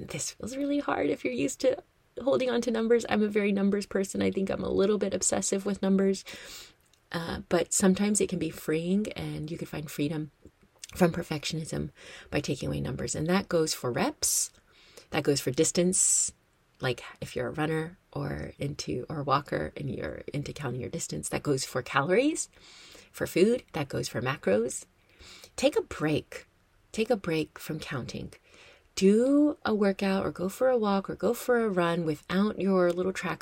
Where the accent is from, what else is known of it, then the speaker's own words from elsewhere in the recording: United States; also born or lived in Madison; I am American and I am based in America